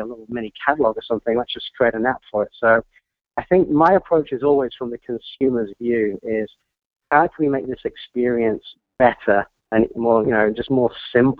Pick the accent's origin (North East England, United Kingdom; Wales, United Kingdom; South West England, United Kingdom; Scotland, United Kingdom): Scotland, United Kingdom; Troon; moved away as an adult; also born or lived in London; I was born in Scotland, and I grew up just down the road from Royal Troon